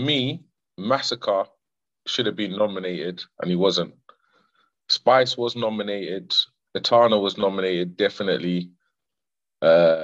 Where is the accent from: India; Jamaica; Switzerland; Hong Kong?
Jamaica; I was born in Jamaica